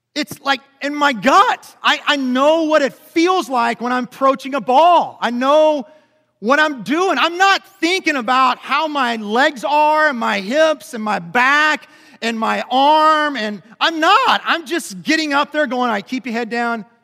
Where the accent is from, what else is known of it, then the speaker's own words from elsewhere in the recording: Lebanon Junction, Kentucky, United States; also born or lived in Lexington, Kentucky / Louisville, Kentucky / Memphis, Tennessee; I grew up in a little town called Lemon Junction, which is about thirty miles south of here